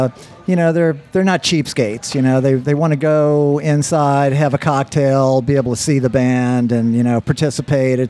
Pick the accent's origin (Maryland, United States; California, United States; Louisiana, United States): Louisiana, United States; New Orleans; I'm from New Orleans